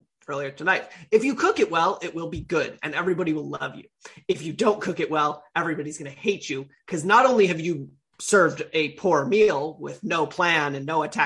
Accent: United States; as an American who cares about the American World Cup chances

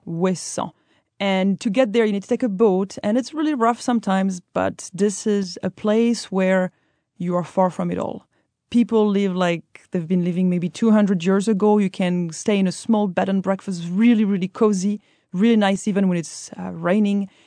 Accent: central Brittany, France; where I come from, in the center of Brittany, we have a different word.

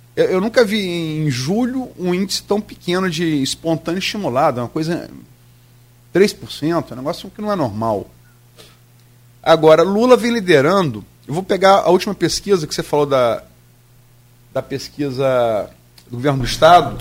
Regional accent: Campos dos Goytacazes, Rio de Janeiro, Brazil; also born or lived in Niterói; Eu sou de Niterói, fui criado em Campos

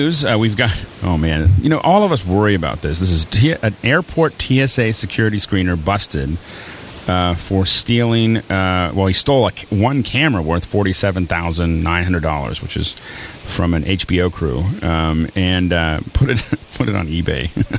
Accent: Pittsburgh, Pennsylvania, United States; Hey, you know, I'm from Pittsburgh. I can wear flip-flops into February

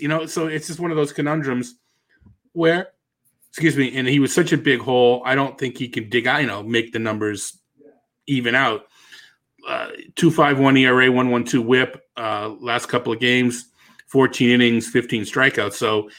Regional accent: Boston, Massachusetts, United States; accent: Boston; Did I just turn to my Boston accent?

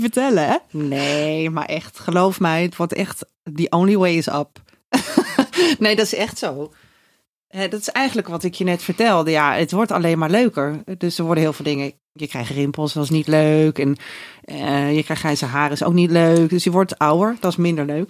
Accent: Raalte, Overijssel, Netherlands; moved away as an adult; now in Amsterdam, Netherlands; wegging uit Raalte, waar ik vandaan kom.

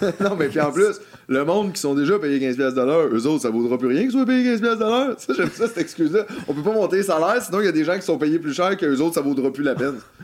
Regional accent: Quebec, Canada; Québécois, nous sommes Québécois.

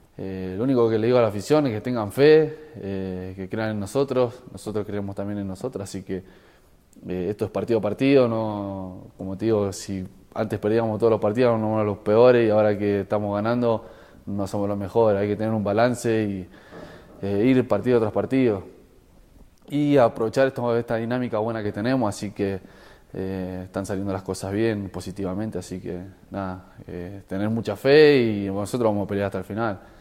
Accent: Argentina; yo estuve en la selección argentina, soy argentino

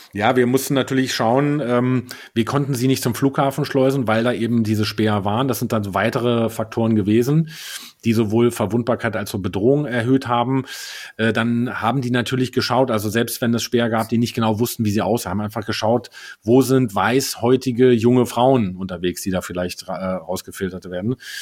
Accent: Berlin, Germany; als Berliner

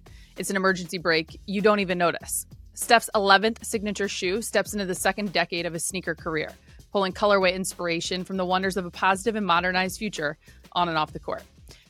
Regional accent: Ohio, United States; God love my home state, but it can be a little gray and dark.

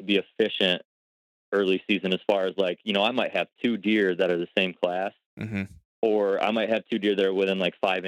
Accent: Ohio, United States; in my home state, at least in Ohio

